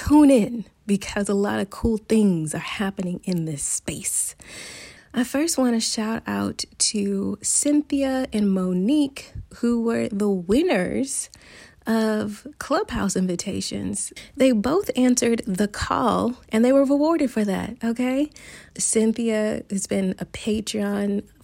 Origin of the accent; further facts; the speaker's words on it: United States; moved away as an adult; now in Barcelona, Spain; I am an American expat currently living in Barcelona